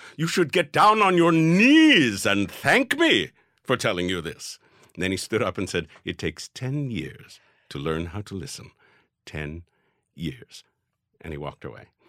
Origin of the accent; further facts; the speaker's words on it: New York, United States; growing up in New York with the odd couple going on